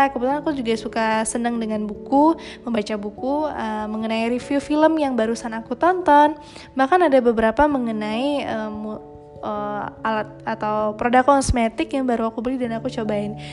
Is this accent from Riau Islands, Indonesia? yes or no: no; Padang Panjang, West Sumatra, Indonesia; aku malah lebih banyak tahu tentang Padang Panjang karena aku besarnya di Padang Panjang